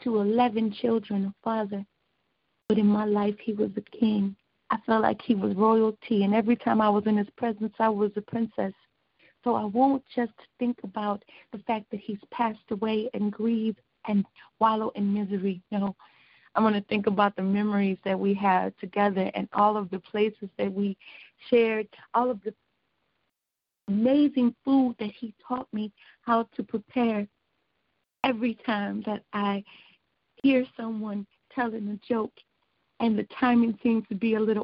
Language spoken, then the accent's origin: English; Joliet, Illinois, United States; also born or lived in Chicago; I was born and raised out here in Joliet, Chicago was a second home to me